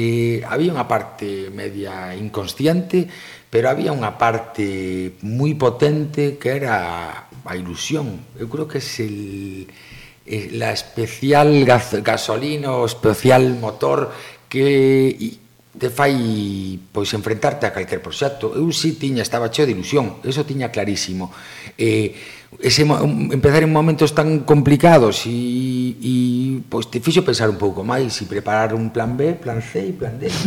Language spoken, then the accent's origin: Galician; O Grove, Galicia, Spain; also born or lived in Switzerland; son do Grove e, e o que me dá o meu povo non me dá ningún outro lugar